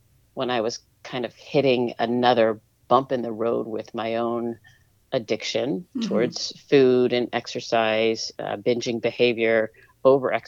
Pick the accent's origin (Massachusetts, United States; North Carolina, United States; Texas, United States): Massachusetts, United States; Topsfield; also born or lived in Boston, Massachusetts; I was born in Boston, then I lived for most of my young years in Topsfield, Massachusetts